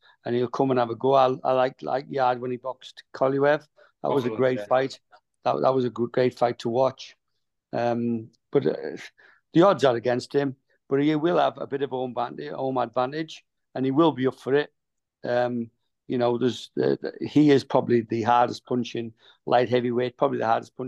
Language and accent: English; Middlesbrough, North East England, United Kingdom; also born or lived in Grangetown; now in South Wales, United Kingdom; going back home to my hometown in Middlesbrough.